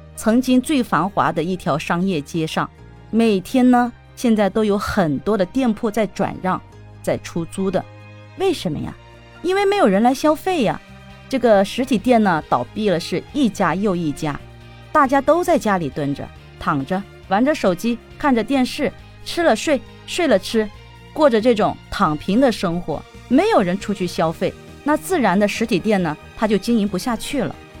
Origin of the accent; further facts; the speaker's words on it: Porcelain Capital town in Jiangnan, China; 我来自于江南小镇慈都，一个不像南方人的南方大妞